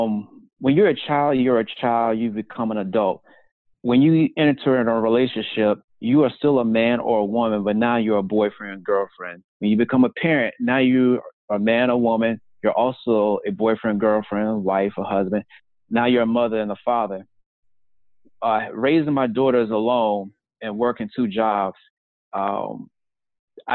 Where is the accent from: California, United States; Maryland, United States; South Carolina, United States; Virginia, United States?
South Carolina, United States; moved away as an adult; also born or lived in Brooklyn, New York; the small town where I grew up in South Carolina.